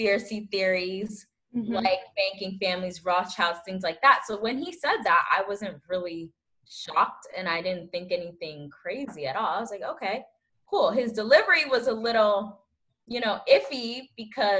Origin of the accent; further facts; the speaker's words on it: Maryland, United States; also born or lived in Togo; I'm from Togo, but I was raised in Maryland most of my life